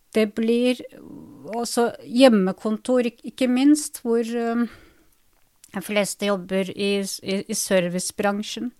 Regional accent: Drammen, Buskerud, Norway; Jeg ble født på, i 77 ja. i, i, Drammen, så jeg kaller meg for innfødt drammenser, norsktyrker

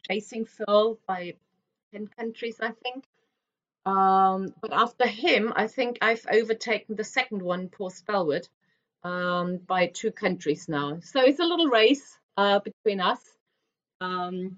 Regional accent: Germany; moved away; I'm originally from Germany

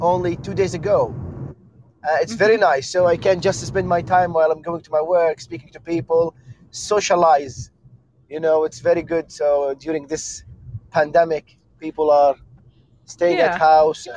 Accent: Jordan; I'm from Jordan

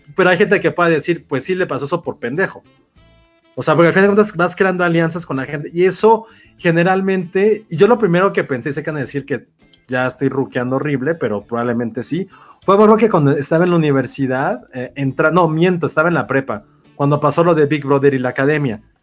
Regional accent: Guadalajara, Jalisco, Mexico; soy de Guadalajara

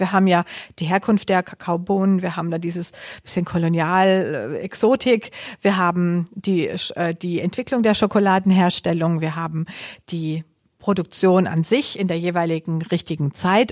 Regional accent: home town where the Hugo Boss outlet is, Baden-Württemberg, Germany; in meinem Heimatort

